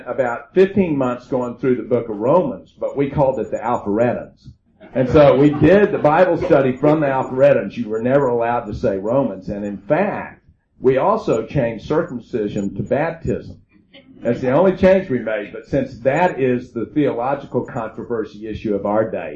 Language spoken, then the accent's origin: English; Oklahoma, United States; I'm from Oklahoma